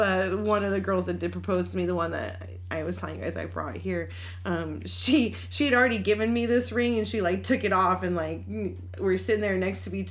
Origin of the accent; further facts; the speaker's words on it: New Mexico, United States; moved away; also born or lived in Florida; I grew up in New Mexico.